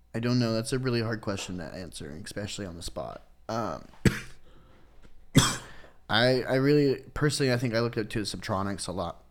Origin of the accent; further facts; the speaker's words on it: Kansas City, Missouri, United States; also born or lived in North Iowa / Florida; when we were kids, I think like six or seven, we moved down to Kansas City and I've lived here until I was like twenty-one